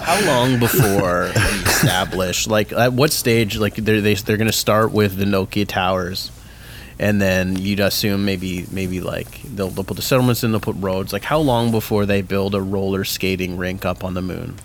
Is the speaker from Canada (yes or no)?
yes; Mississauga, Ontario, Canada; I grew up in Mississauga